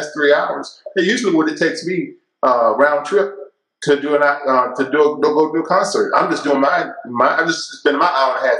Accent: Murfreesboro, Tennessee, United States; my wife and I decided to start a Bible study here in Tennessee in my hometown, Murfreesboro, right outside of Nashville

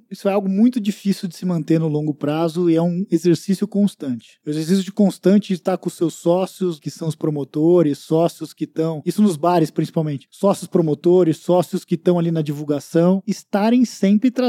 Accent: Rio de Janeiro, Brazil; Sou carioca, eu vou pro certeza. Rio

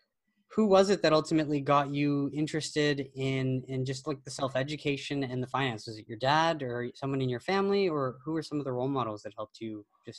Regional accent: Canada; well, and we're Canadian, right?

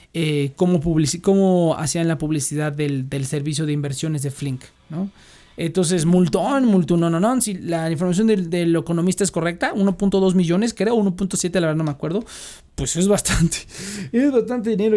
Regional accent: Mexico; como mexicanos

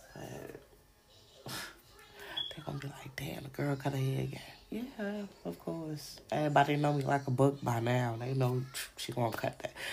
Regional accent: New York City, New York, United States; I'm from Brooklyn

